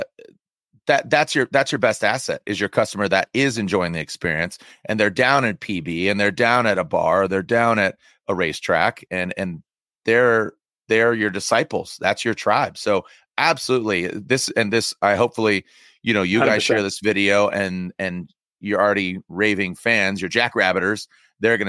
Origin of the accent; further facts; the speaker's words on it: San Diego, California, United States; I grew up in San Diego